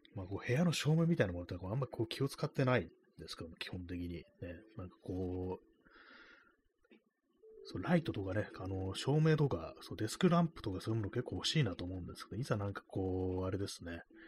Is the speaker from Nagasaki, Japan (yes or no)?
no; Tokyo, Japan; 東京出身のこう人間